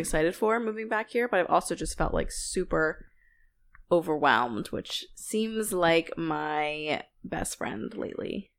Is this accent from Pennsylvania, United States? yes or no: yes; Philadelphia, Pennsylvania, United States; we are from Philly, and Sixers are our basketball team.